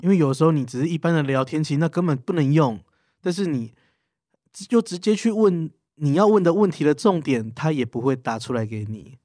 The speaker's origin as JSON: {"language": "Chinese", "region": "Tainan", "country": "Taiwan", "said": "因为我本身是台南人"}